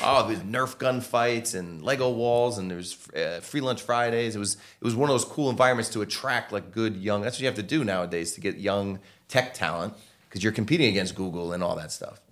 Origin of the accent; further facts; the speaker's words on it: Norwalk, Connecticut, United States; I'm from Norwalk, Connecticut